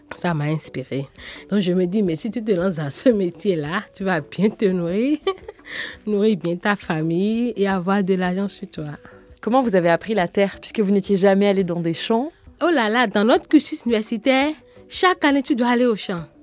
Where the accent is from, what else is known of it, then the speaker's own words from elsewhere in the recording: Porto-Novo, Ouémé, Benin; Je suis née au Bénin porte nouveau la capitale politique du Bénin.